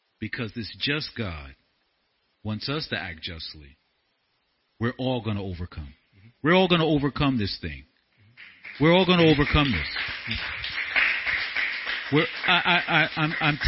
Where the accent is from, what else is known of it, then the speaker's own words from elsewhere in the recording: Newark, New Jersey, United States; also born or lived in Brooklyn, New York / Monroe Township, New Jersey; I was born in Brooklyn, raised in Newark